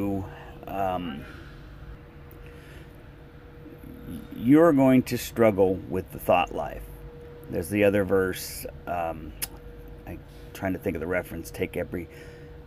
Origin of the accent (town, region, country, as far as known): United States